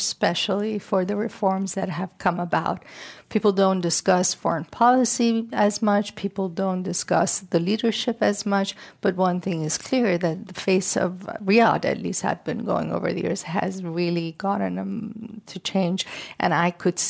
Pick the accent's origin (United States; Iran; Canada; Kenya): Iran; moved away; I come from the Middle East